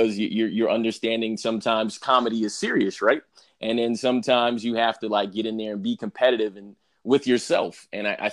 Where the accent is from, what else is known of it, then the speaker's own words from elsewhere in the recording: New York, United States; I'm also from New York